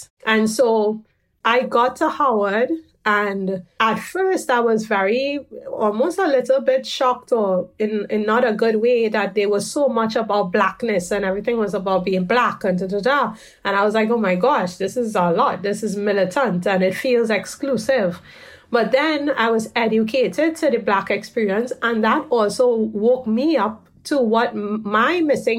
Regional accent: Trinidad & Tobago; growing up in Trinidad, there's this beauty of the hybridity of the Trinidadian experience

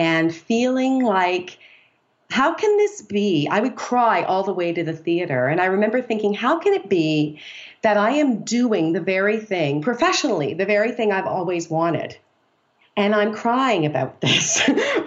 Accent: Canada; moved away as an adult; now in United States; I'm from Canada, which is kind of fun. I've lived in the U.S. for 20 years

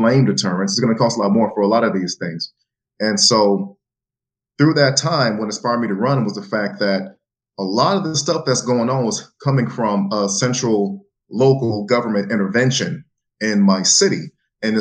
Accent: Jacksonville, Florida, United States; I was born and raised in Jacksonville, Florida

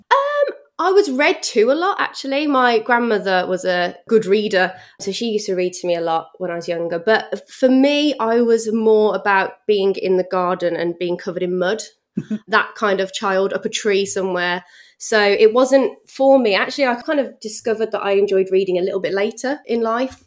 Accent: Bromsgrove, West Midlands, United Kingdom; accent: Brummie; also born or lived in Redditch / Birmingham; I always class myself as a Brummie, but really I grew up in a place called Bromsgrove, which is in Worcestershire

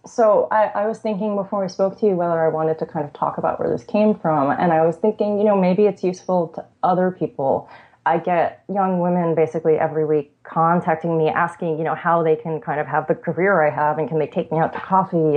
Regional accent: Long Island direction, New York, United States; also born or lived in Italy; I'm from New York, um, about 20 minutes outside the city

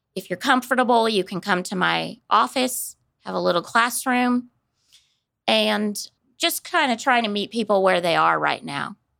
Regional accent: Kansas City, United States; moved away as an adult; also born or lived in Dallas, Texas; now in Wichita, United States; I grew up in the Kansas City area

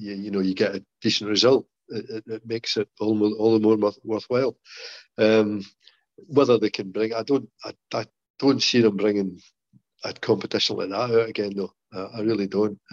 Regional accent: Scotland, United Kingdom; accent: Scottish

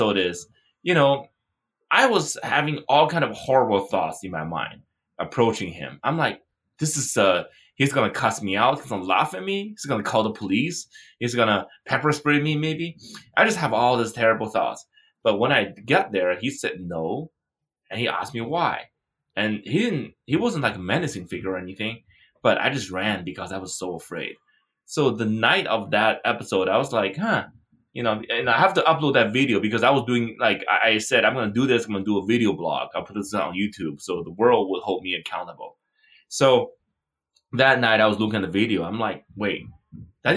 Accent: China; moved away; I grew up in China.

